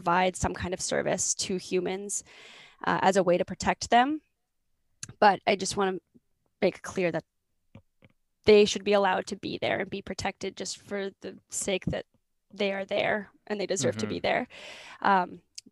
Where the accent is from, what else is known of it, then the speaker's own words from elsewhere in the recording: Grande Prairie, Alberta, Canada; moved away; I grew up in Grand Prairie, Alberta, which is in northern Alberta